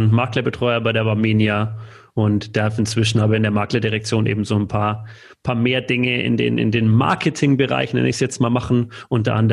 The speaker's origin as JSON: {"language": "German", "town": "Munich", "region": "Bavaria", "country": "Germany", "said": "als Münchener äh, Paulaner Spezi, das ist einfach hier"}